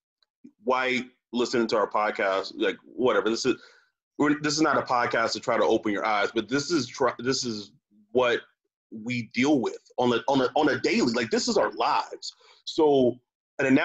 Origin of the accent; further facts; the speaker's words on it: Texas, United States; now in California, United States; I'm from Texas